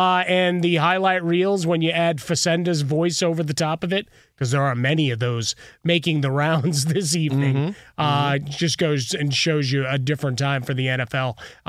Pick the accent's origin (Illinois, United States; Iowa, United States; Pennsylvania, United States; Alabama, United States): Illinois, United States; Chicago; for me, growing up in Chicago, there's certain players that have that.